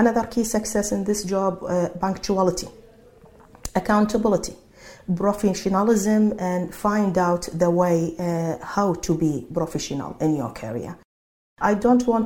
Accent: Iraq; English is a second language; moved away as an adult; now in Sydney, Australia; I'm from Iraq speaking Arabic

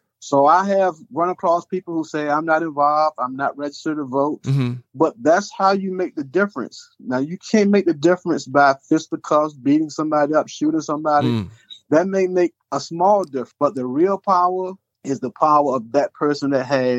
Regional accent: Chesapeake, Virginia, United States; I'm originally from Chesapeake, so I'm a native of Chesapeake. I went to Indian River High School here in Chesapeake.

